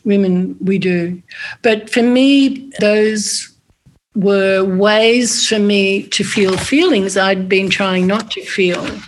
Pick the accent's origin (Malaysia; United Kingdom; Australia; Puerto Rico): Australia; moved away; going back to Australia for the two years of COVID. I went back to my hometown